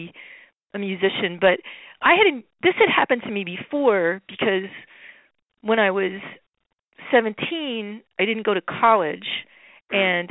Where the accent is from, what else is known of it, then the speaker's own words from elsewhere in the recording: Phillipsburg, New Jersey, United States; in my town, I grew up in Phillipsburg, New Jersey